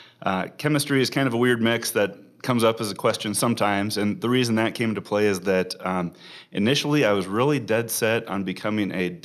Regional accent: Omaha, Nebraska, United States; Born and raised in Omaha, went to Gretna High School for undergrad

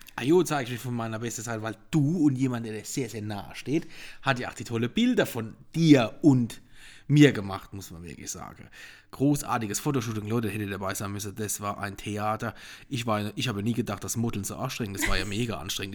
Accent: Ruppertsberg, Rhineland-Palatinate, Germany; ich bin ein richtiger Pelzerbu. Ursprünglich komme ich schon aus Rubertsberg von der Mittelhart

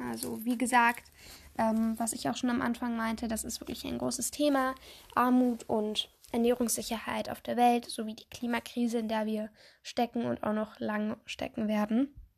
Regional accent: Germany; bei uns in Deutschland

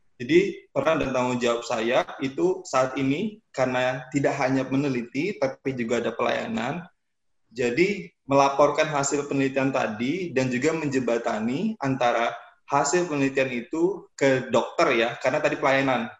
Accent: Samarinda, East Kalimantan, Indonesia; saya dari Samarinda, Kalimantan Timur

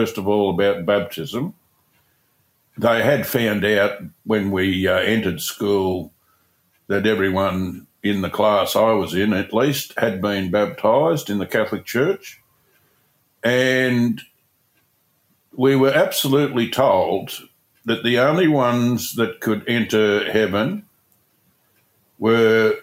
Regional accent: Hamilton, Victoria, Australia; I was born in Hamilton, went to a school called St. Mary's

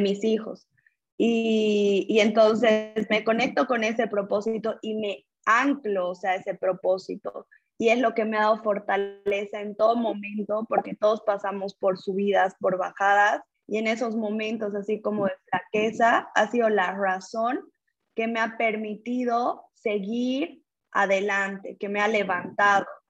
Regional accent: Cochabamba, Bolivia; nací en Cochabamba, Bolivia, tuve acercamiento con familias empresarias desde muy joven

